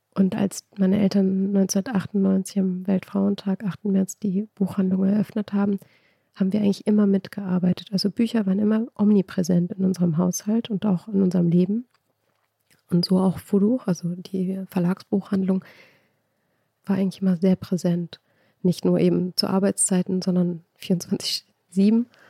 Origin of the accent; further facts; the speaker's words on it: Germany; also born or lived in Iran; Also ich bin in Deutschland aufgewachsen